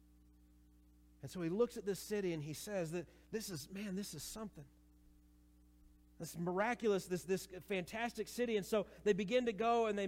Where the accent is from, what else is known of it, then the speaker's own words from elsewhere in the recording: Missouri, United States; moved away; For my family, there is we're from Missouri, and we still very much so love the state